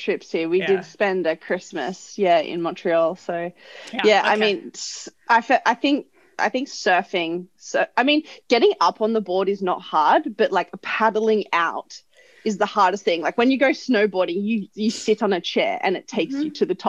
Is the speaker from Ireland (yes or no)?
no; Australia; I'm from Australia.